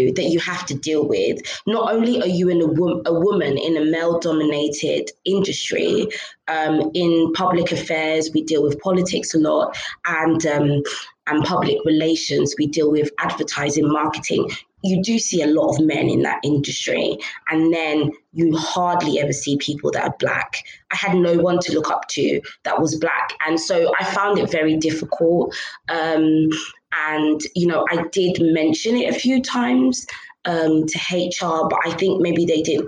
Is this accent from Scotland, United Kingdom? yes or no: no; London, United Kingdom; first language English; moved away as an adult; also born or lived in Dartford, Kent; now in Nigeria; I was born and raised in London. London's all I ever knew